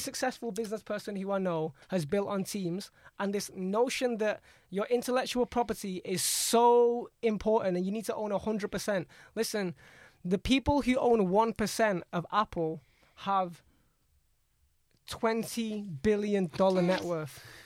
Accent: Jakarta, Indonesia; I'm um, born in Indonesia, in Jakarta, capital of Indonesia.

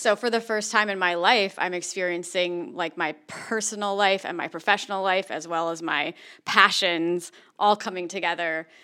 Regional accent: East Coast, United States; also born or lived in San Francisco Bay Area, California; now in San Diego, United States; I grew up on the East Coast

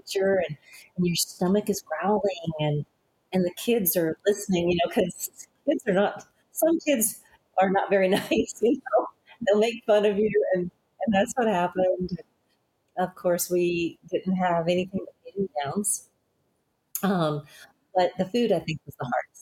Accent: Alabama, United States; also born or lived in Denver; now in San Antonio, United States; growing up in Alabama, Alabama is really a poor state, and it's crazy that we were some of the poorest ones in that state

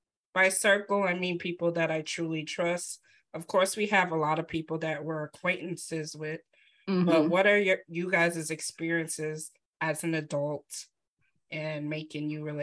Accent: New York City, New York, United States; also born or lived in Midwest; now in New York, United States; I was born and raised in Brooklyn, New York, but I went away for like 12 years in the Midwest. So I've moved around quite a bit

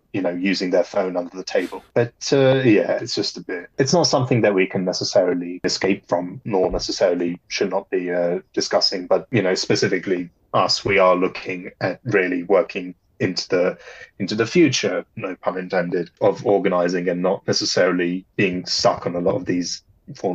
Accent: Poland; moved away; growing up in Poland and still being in the land where the Holocaust physically took place

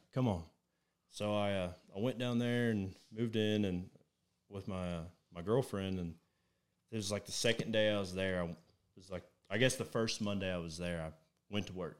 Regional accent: Plainview, Texas, United States; moved away as an adult; also born or lived in Weatherford, Texas; now in Dallas-Fort Worth, United States; I lived in Plainview pretty much since sixth grade all the way up until last February, I moved to the D F W area

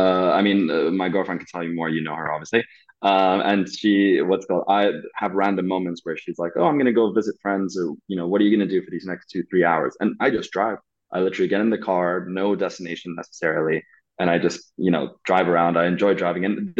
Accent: Saudi Arabia; for those of you that don't know, I grew up in Saudi Arabia, and being an expat in Saudi Arabia is very different to being a sort of regular person in Saudi Arabia

